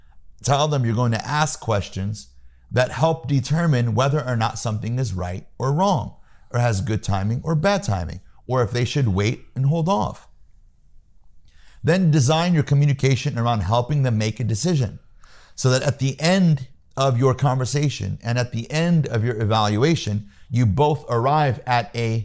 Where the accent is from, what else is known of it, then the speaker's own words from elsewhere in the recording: Peoria, Illinois, United States; moved away; I'm from Peoria, Illinois. Yeah. I was born and raised in the Midwest.